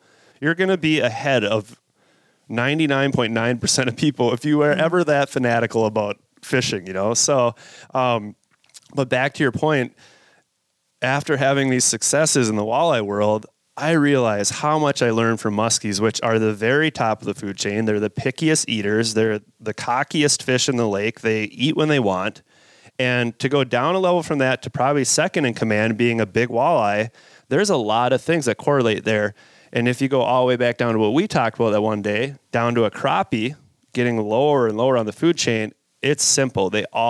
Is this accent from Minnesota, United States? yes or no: yes; Minnesota, United States; I grew up in Minnesota